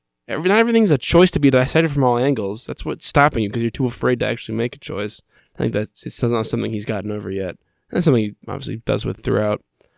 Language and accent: English; Kentucky, United States; I'm from Kentucky. I know shit.